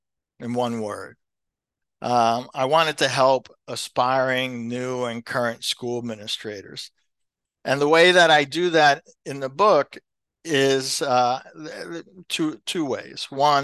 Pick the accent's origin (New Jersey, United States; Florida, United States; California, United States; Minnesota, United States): New Jersey, United States; Elizabeth; And I did my career for the most part back at my public, where I grew up in the Elizabeth Public Schools.